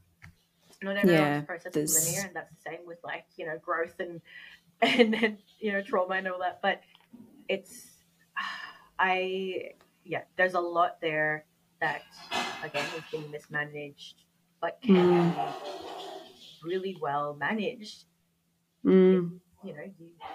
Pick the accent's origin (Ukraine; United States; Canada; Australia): Australia; I'm Australian, I grew up here, born and bred here